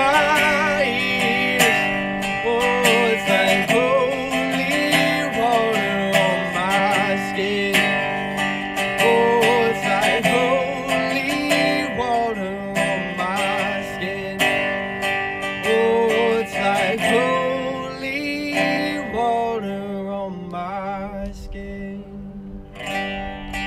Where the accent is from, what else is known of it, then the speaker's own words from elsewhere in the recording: South Florida, United States; when I grew up in South Florida, I was in high school